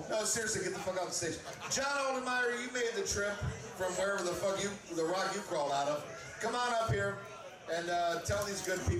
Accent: Phoenix, Arizona, United States; I'm from Phoenix.

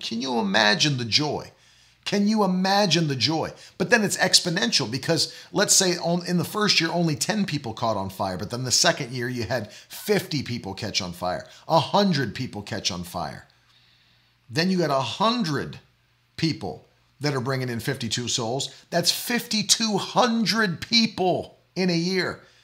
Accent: West Virginia, United States; also born or lived in Oklahoma; now in Florida, United States; I'm from West Virginia, and I love West Virginia

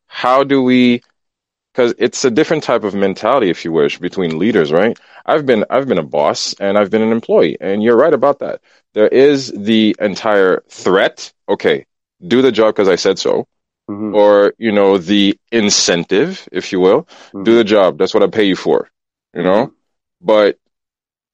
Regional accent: Port-au-Prince, Haiti; I'm from Port-au-Prince. I grew up Haitian

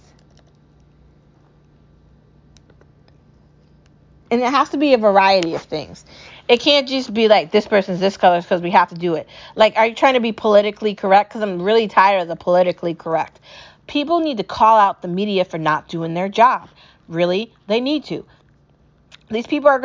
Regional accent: United States; I love being an American, okay? I love my home country

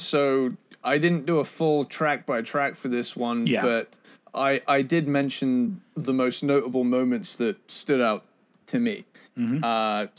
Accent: United Kingdom; because I'm a British guy

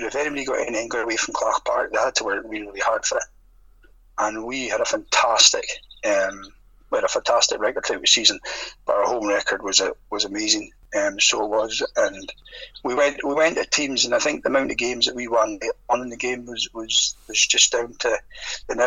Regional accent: Merkinch, Scotland, United Kingdom; I'm from the Merkins

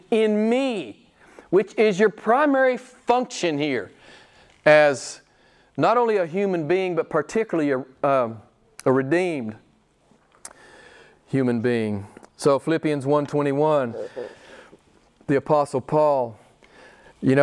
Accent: United States; moved away; I'm an American

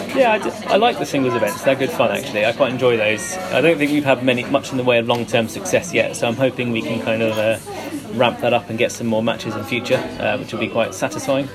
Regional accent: Hertfordshire, East of England, United Kingdom; moved away as an adult; also born or lived in London; now in Bristol, United Kingdom; I originally grew up in Hertfordshire, uh, came to Bristol University when I was 18

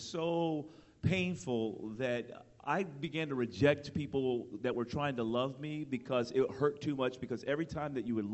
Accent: Miami, Florida, United States; I was born in Miami, Florida.

